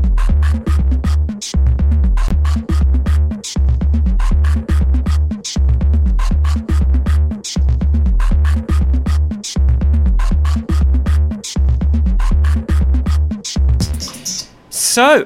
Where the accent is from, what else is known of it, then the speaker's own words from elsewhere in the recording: England, United Kingdom; I'm English